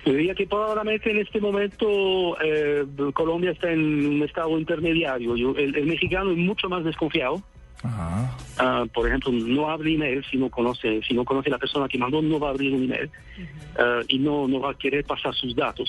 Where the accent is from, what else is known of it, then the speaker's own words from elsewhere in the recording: Sweden; yo soy sueco.